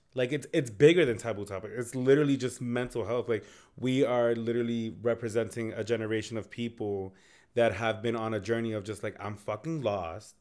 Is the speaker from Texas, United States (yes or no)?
no; Lawrence, Massachusetts, United States; we're from Lawrence, Massachusetts